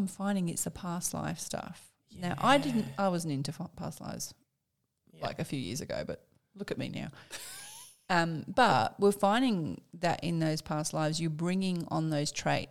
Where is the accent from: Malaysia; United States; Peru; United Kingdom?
United Kingdom; Birmingham, West Midlands; moved away; I was brought up in Birmingham.